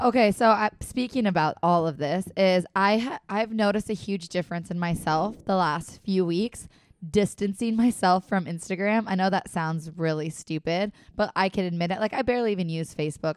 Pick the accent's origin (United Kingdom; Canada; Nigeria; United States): United States; Minnesota and Wisconsin, Upper Midwest; accent: Minnesota/Wisconsin; That is how we talk in Minnesota and Wisconsin.